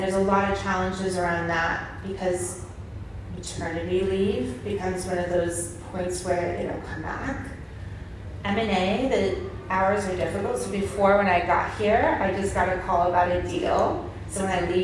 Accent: United States; now in United Kingdom; I'm American

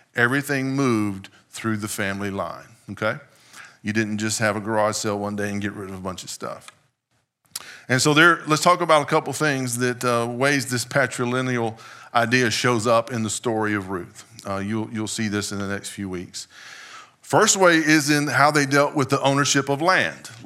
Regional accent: United States; as an American in twenty-first century

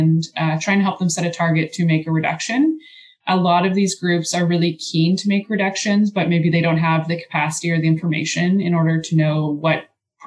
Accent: Georgetown, Ontario, Canada; moved away as an adult; now in London, Canada; I grew up in Georgetown, which is a town near Toronto

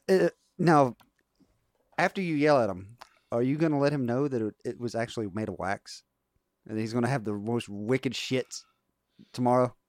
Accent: West Virginia, United States; we grew up in West Virginia

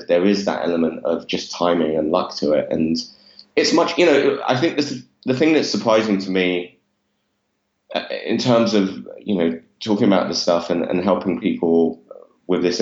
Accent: London, United Kingdom; I grew up in East London, which I'm not sure if my accent gives away or not. But I grew up in Walthamstow in East London

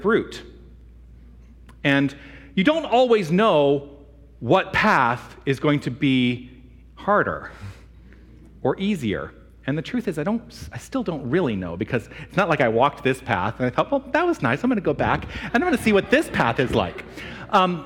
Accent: United States; Primarily English. I'm from the United States.

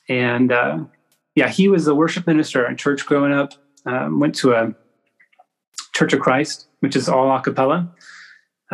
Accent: Edmond, Oklahoma, United States; moved away as an adult; now in Jenks, United States; I grew up in Edmond, Oklahoma, which is a nice little suburb just north of Oklahoma City

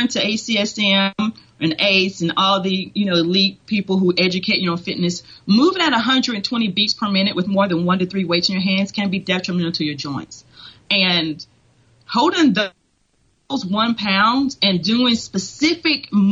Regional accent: Tennessee, United States; moved away as an adult; also born or lived in Atlanta, Georgia / Utah; now in Texas, United States; I went to school at Tennessee Chattanooga

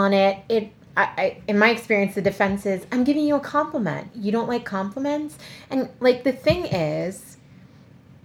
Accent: Colombia; accent: Colombian; now in Montgomery County, United States; in my Colombian accent

